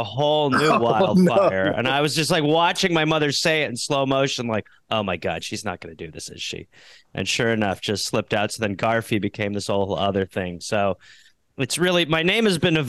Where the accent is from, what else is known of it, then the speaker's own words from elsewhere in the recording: Brown Deer, Wisconsin, United States; I grew up in Brown Deer, Wisconsin